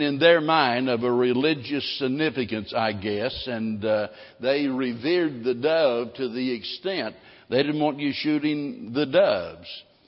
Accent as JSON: {"language": "English", "region": "Missouri", "country": "United States", "tie": "born or raised there", "moved": "yes", "lives_now": "Texas, United States", "said": "growing up in Missouri"}